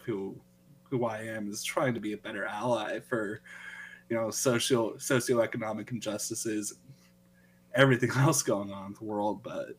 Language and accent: English; Nebraska, United States; growing up in Nebraska.